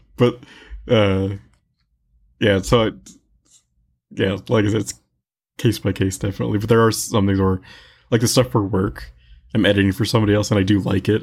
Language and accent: English; Tucson, Arizona, United States; born and raised in Tucson